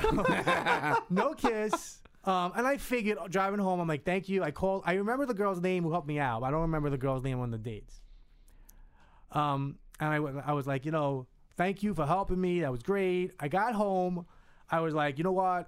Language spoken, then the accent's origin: English; Hudson County, New Jersey, United States; I was from North Jersey. I was. I lived in Hudson County.